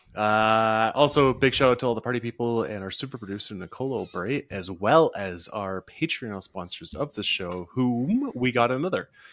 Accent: British Columbia, Canada; where I'm from in B C

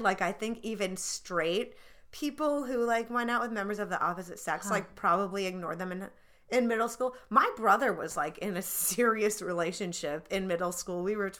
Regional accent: New Jersey, United States; See, that's the cool part about growing up in New Jersey.

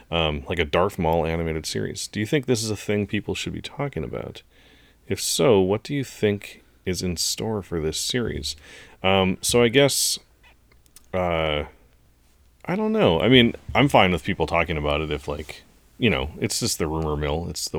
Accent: Chicago, Illinois, United States; Hint, I'm from Chicago, which is a pretty big hint.

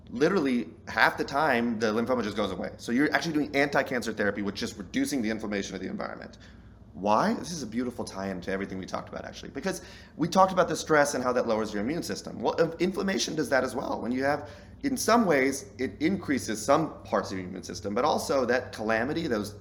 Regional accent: Southern, United States; I'm Southern

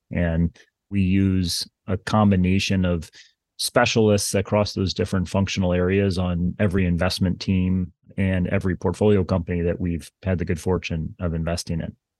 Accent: Kansas City, United States; moved away as an adult; now in Princeton, United States; I grew up in Kansas City, as I mentioned, and my family would drive across the state of Kansas

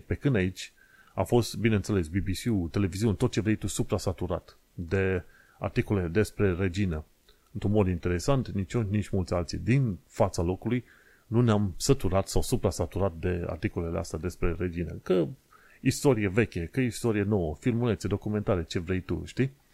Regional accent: Romania; moved away as an adult; now in United Kingdom; noi ca români

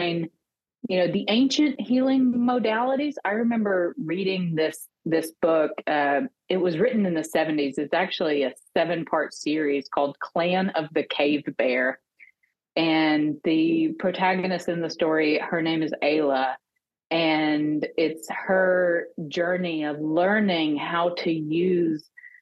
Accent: Arkansas, United States; So I grew up in small town Arkansas. I actually returned to my hometown after pharmacy school.

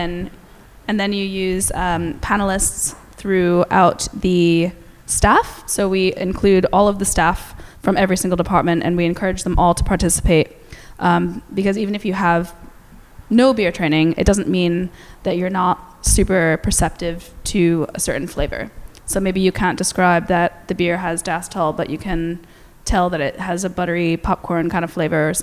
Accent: New Jersey, United States; moved away as an adult; also born or lived in New Zealand; now in Melbourne, Australia; I actually am from New Jersey

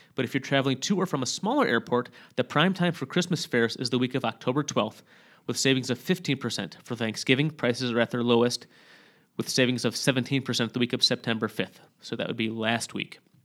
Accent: Sturgis, Michigan, United States; moved away; from my hometown in Sturgis, Michigan

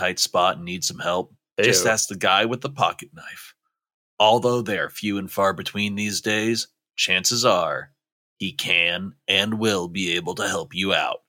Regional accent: Maine, United States; In my home state of Maine

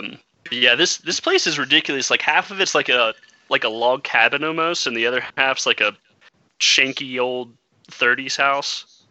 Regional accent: Memphis, Tennessee, United States; moved away as an adult; now in Twin Falls, United States; we grew up in Memphis, so we're used to a bigger city.

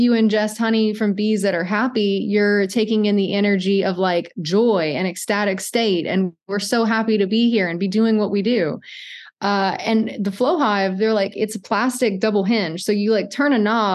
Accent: Cajun, Louisiana, United States; I'm Cajun

